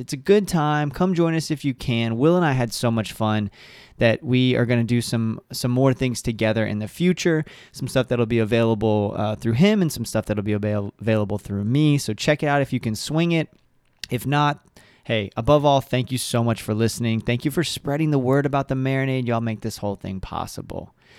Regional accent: Central Florida, United States; also born or lived in Elizabethtown, Kentucky; I grew up in Central Florida and really connect as a Floridian and identify as a Floridian

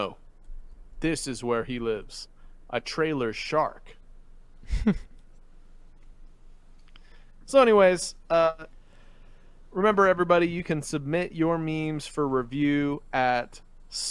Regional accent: Philippines; now in United States; growing up in the Philippines and driving there

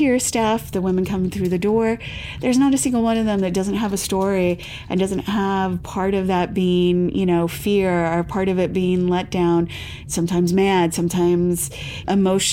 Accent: Defiance, Ohio, United States; now in Massachusetts, United States; I'm originally from Ohio. So I grew up with like more of a Midwestern mentality

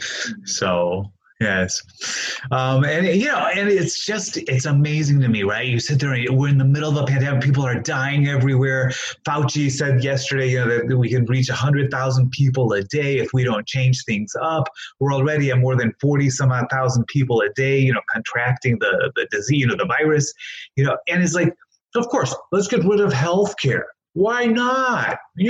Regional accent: Hammond, Indiana, United States; I was born here. I was born in Hammond, Indiana. I am a Hoosier, you know, believe it or not. I was born in St. Margaret's Hospital over there.

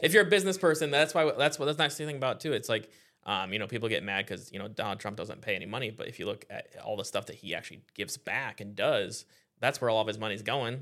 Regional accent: Iowa, United States; now in Florida, United States; I grew up in Iowa

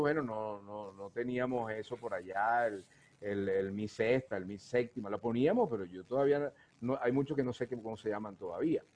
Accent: Ciudad Bolívar, Bolívar, Venezuela; desde pequeño yo siempre, mi, mis hermanos, y casi todos los cuatristas de Ciudad Bolívar usamos eso

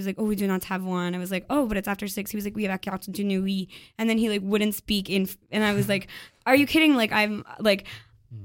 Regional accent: Ontario, Canada; moved away; also born or lived in Quebec; So, I'm from Ontario. I learned French when I was, like, 17.

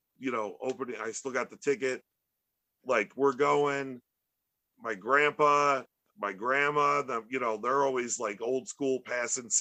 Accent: Chicago, Illinois, United States

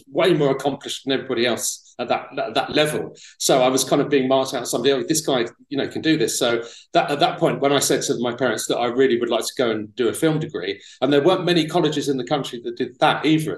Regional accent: Tunbridge Wells, South East England, United Kingdom; moved away as an adult; also born or lived in London; I was born in London, but when I was 5 years old, my parents moved out to Kent. So I was in Tunbridge Wells in Kent when I was from 5 to about 19.

